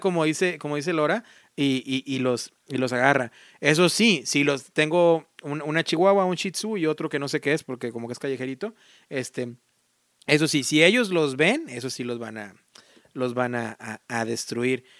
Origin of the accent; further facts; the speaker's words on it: Mexico; now in United States; yo amo mis país, soy mexicano y, no, jamás lo voy a negar